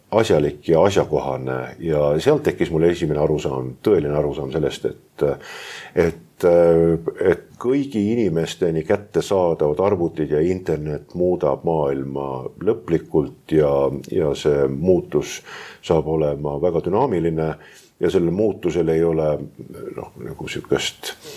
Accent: Tallinn, Harju County, Estonia; sündisin Tallinna südalinnas, Vabaduse väljakul, praktiliselt äh, nii südalinnas kui veel saab olla ja minu lapsepõlv mööduski südalinna parkides ja, ja vanalinna tänavatel

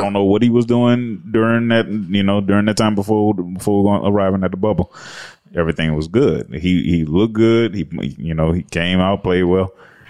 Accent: South Carolina, United States; South Carolina.

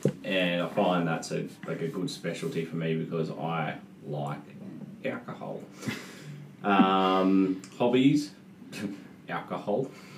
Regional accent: Gerringong, New South Wales, Australia; I've grown up in Gerringong all my life, never moved house, been in the one spot. Public school here, high school with Kiama

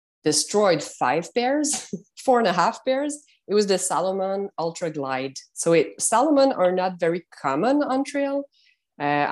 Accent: Montreal, Quebec, Canada; English is a second language; I'm from Montreal, Canada

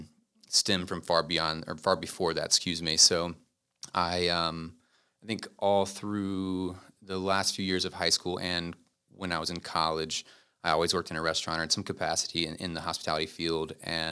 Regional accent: Concord, North Carolina, United States; I'm actually from Concord, North Carolina. Okay. It's about 20 minutes out. So born and raised there.

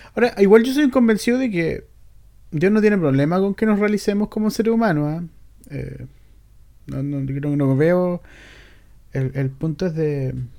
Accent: Chile

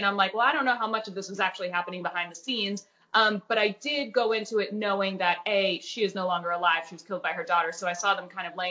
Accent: Mineola, New York, United States; moved away; I grew up in New York, and I was on TV in New York for years

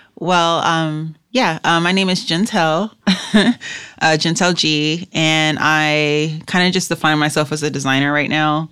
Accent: Los Angeles, California, United States; I grew up in South Central L

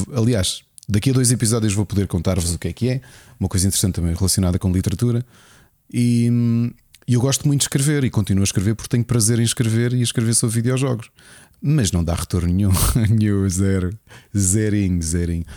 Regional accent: Lisbon, Portugal; moved away; eu sou Lisboeta born and raised

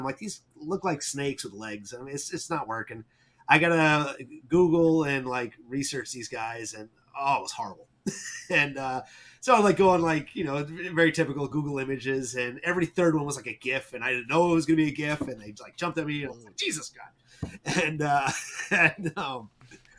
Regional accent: New England, United States; I'm from New England. I live in Vermont

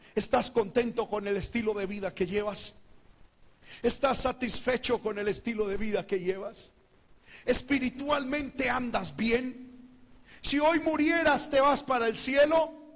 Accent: Medellín, Antioquia, Colombia; moved away; mi tierra, a Medellín

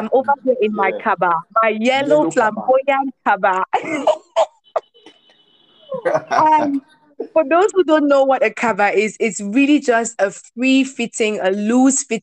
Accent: Cameroon; I grew up in Cameroon

